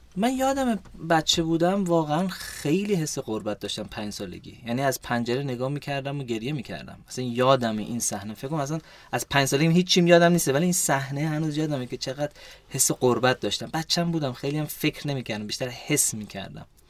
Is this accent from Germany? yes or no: yes; Wiesbaden, Hesse, Germany; also born or lived in Golpayegan, Iran / Tehran, Iran; ما توی آلمان تو شهر ویسبادن بزرگ شدم مدرسه رفتم توی شهر ویسبادن